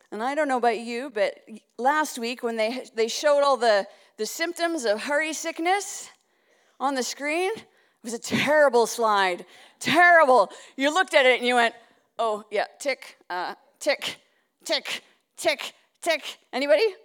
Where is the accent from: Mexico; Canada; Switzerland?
Canada; Winnipeg, Manitoba; moved away; I'm from another part of Canada. I was originally from Winnipeg